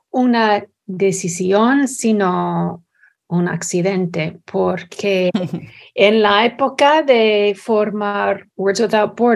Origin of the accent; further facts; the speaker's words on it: Texas, United States; Spanish is a second language; also born or lived in Scotland / Nebraska; Yo nací en Escocia y mi familia se mudó a los Estados Unidos cuando tuve cuatro años, primeramente a Nebraska y luego a Texas. Y asistí a primaria y secundaria en Texas